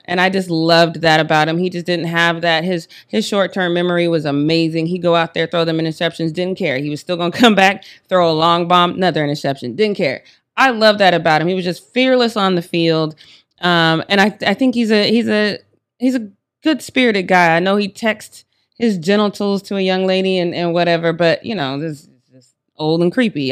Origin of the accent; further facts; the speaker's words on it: Denver, Colorado, United States; I'm from Denver